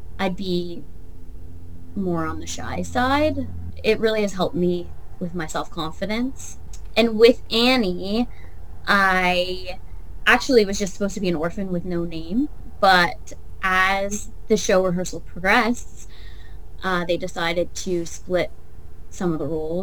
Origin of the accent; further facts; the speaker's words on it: Chatham, Ontario, Canada; now in Sarnia, Canada; I didn't grow up in Sarnia. I grew up in Chatham